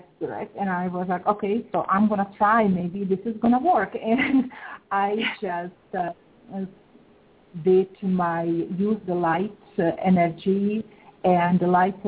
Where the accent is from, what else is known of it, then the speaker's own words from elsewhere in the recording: Czechia; moved away; I am originally from Czech Republic. I was born and raised in Czech Republic, actually former Czechoslovakia